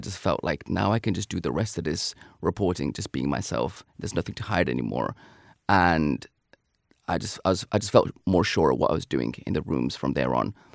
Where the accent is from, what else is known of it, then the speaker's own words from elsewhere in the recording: United Kingdom; being a British Pakistani